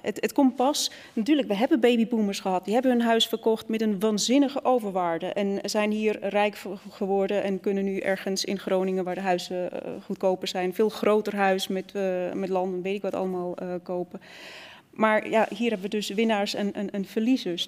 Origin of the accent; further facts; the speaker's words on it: Switzerland; now in Netherlands; ik kom oorspronkelijk uit Zwitserland. En toen ik naar Nederland kwam